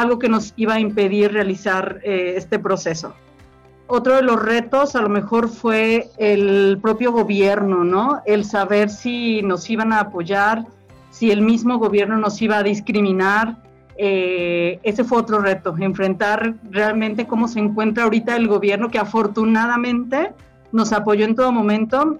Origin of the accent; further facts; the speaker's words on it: Mexico City, Mexico; now in Jalisco, Mexico; yo soy de la Ciudad de México, llego aquí